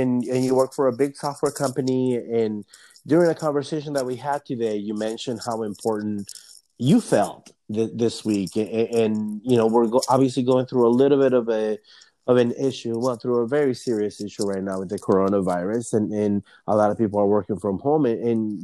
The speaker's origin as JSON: {"language": "English", "town": "Anaheim", "region": "California", "country": "United States", "moved": "yes", "lives_now": "Seattle, United States", "said": "I'm from Anaheim, California, Southern California"}